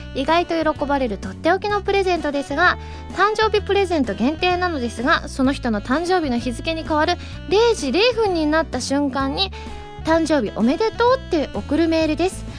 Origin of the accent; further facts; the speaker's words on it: Osaka, Japan; 私ね、あのね、関西人なんですけど、大阪出身なんですけれども